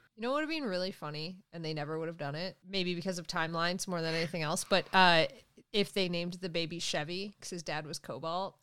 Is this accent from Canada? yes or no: yes; Canada; I'm from Canada